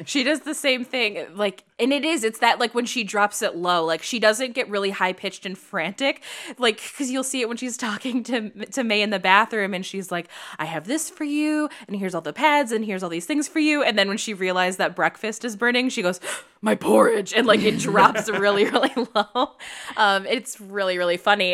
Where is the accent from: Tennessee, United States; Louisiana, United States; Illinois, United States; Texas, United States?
Illinois, United States; Chicago; now in Los Angeles, United States; I grew up in Chicago